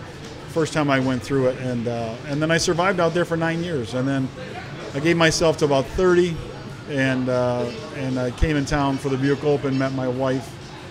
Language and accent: English; Michigan, United States; actually on the east side. I'm an east sider.